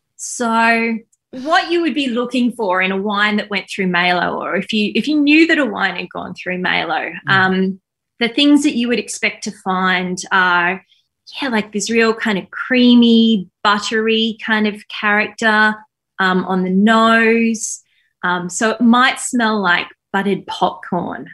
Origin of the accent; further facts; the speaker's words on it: Queensland, Australia; now in Melbourne, Australia; I was from Queensland.